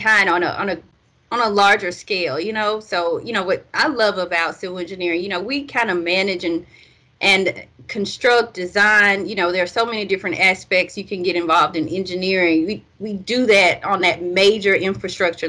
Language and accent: English; Birmingham, Alabama, United States; I am from Birmingham, Alabama